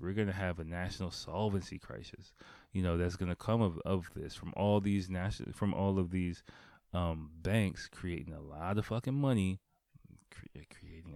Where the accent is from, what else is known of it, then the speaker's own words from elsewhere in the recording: United States; moved away; growing up in America